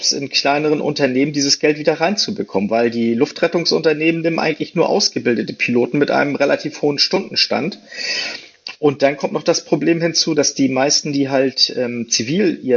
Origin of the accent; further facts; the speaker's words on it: Hamburg, Germany; Ich komme original aus Hamburg, aber bevor ich dann hier wieder in Hamburg war, verging noch einige Zeit.